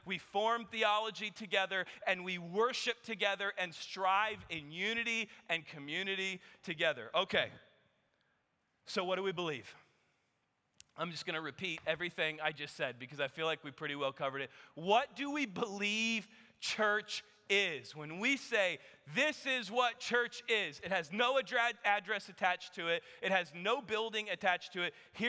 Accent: Texas, United States; I said, yes, as you heard, I'm from Texas, and I bring you greetings from the rest of the United States of America.

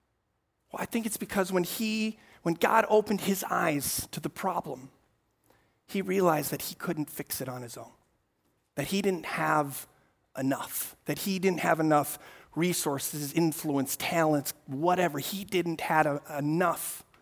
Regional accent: Amsterdam, North Holland, Netherlands; I mentioned earlier, I grew up in Amsterdam, and we lived in a small apartment, fourth floor, right in the middle of the city.

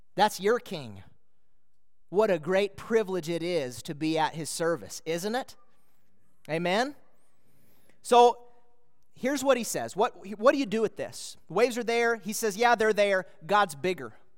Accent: Minnesota, United States; moved away; I was a boy in Minnesota

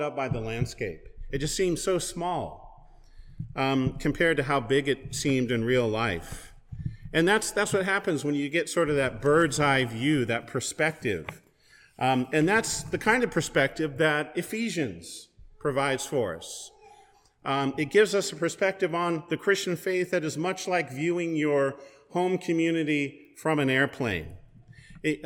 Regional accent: West Coast, United States; moved away; also born or lived in Pullman, Washington; I'm originally from the West Coast

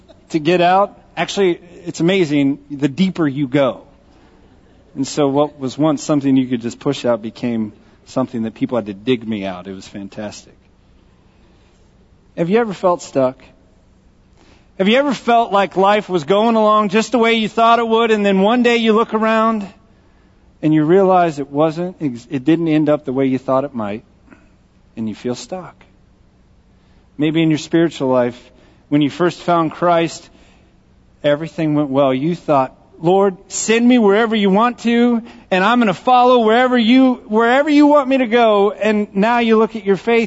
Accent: Texas, United States; accent: Texas; I grew up in Texas

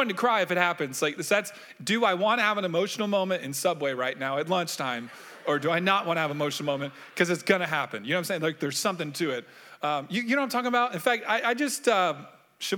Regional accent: Orlando, Florida, United States; I grew up in Orlando

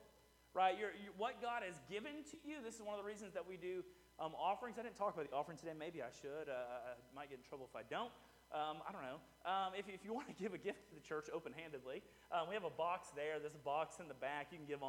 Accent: Houston, Texas, United States; moved away as an adult; now in Rockdale, United States; I'm from the suburbs of Houston. And so, like, I grew up in a very, like, transient society

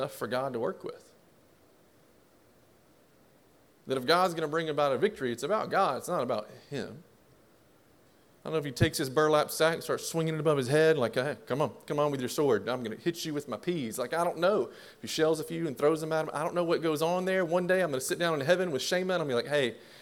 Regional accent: Southeast Texas, United States; also born or lived in Jasper, Texas; now in Ruston, United States; where I grew up in Southeast Texas, my family, we have well water that's there

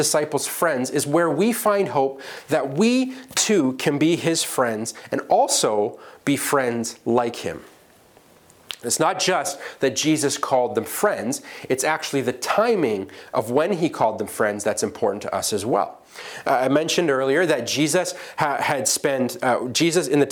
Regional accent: England, United Kingdom; accent: English; my English accent

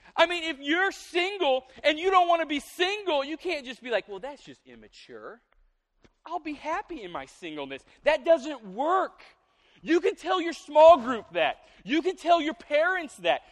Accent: the South, United States; I'm from the South

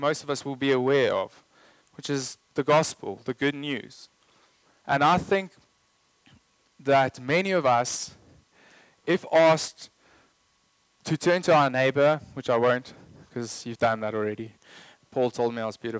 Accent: South Africa; I'm South African

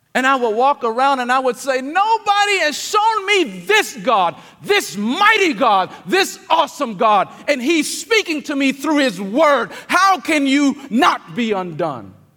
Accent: King George County, Virginia, United States; moved away; Growing up in King George County, Virginia, I did not I absolutely did not enjoy anything about religion

